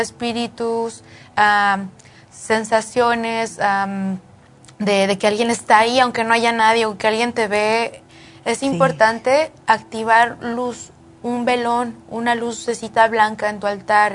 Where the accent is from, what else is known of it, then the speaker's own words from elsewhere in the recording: Mexico; moved away; mi pueblo, en, en México